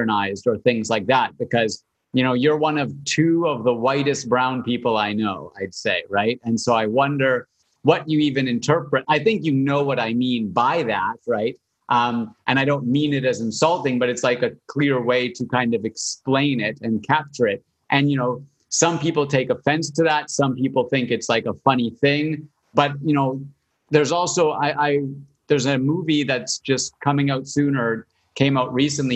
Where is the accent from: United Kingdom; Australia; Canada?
Canada; I'm Canadian